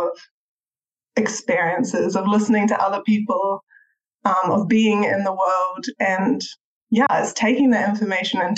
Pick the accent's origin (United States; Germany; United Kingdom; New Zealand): New Zealand; Christchurch, Canterbury; moved away as an adult; I grew up in Christchurch in New Zealand. That's where I come from.